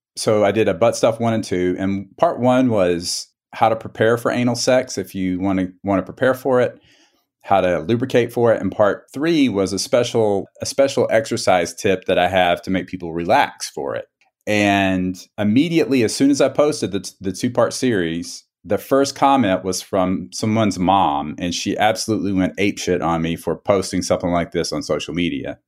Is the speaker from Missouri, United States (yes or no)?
no; South Carolina, United States; moved away as an adult; now in San Diego, United States; grew up in South Carolina